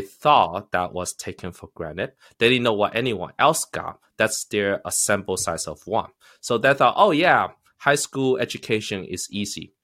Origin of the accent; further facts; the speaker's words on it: United States; also born or lived in China; I am a immigrant. I think I am luckier than most immigrants in that sense. Because I came here when I was eleven